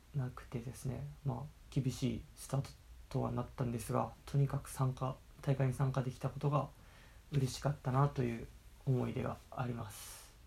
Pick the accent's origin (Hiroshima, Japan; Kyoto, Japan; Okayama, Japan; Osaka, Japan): Okayama, Japan; moved away as an adult; also born or lived in Kanagawa / Brazil / Paraguay; now in Nagasaki, Japan; 出身は、えー、岡山県岡山市出身なので